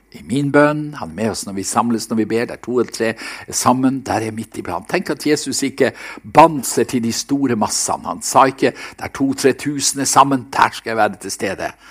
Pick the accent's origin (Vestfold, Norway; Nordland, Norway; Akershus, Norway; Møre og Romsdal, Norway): Nordland, Norway; Seløya; på Seløya, der jeg, der jeg vokste opp